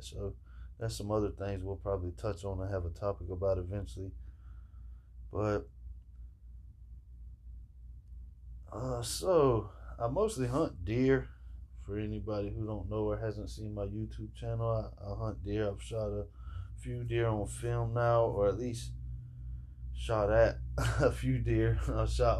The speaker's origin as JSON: {"language": "English", "town": "Jacksonville", "region": "Florida", "country": "United States", "said": "I'm from Jacksonville, Florida, and I grew up fishing"}